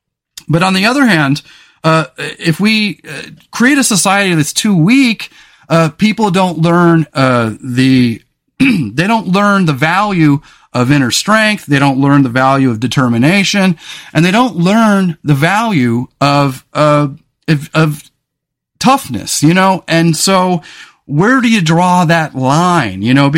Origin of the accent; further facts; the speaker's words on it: California, United States; I grew up in California on the Central Coast, and I grew up in a town where the famous MMA fighter Chuck Liddell is from.